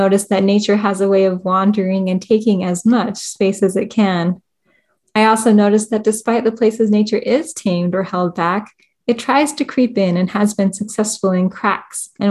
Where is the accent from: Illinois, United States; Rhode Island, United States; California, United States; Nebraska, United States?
California, United States; moved away; also born or lived in Idaho / Utah; growing up in California